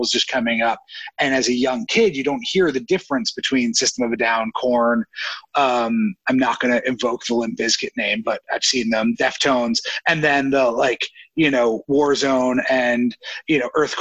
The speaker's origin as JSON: {"language": "English", "area": "Bergen County", "region": "New Jersey", "country": "United States", "tie": "born or raised there", "said": "I grew up in the way north of New Jersey in an area called Bergen County, really close to New York State."}